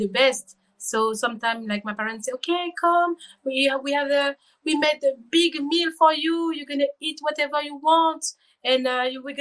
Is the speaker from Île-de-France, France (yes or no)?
no; Rennes, Brittany, France; English is a second language; I was born in Bretagne, in Rennes, with my twin